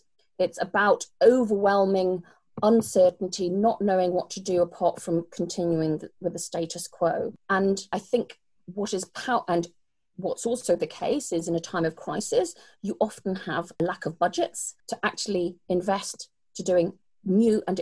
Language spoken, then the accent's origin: English; United Kingdom; accent: British; I'm British